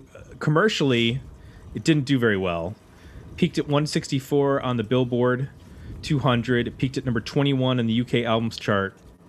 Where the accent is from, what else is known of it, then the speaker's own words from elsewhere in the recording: Canada; I'm going with … because I'm Canadian, and so are they.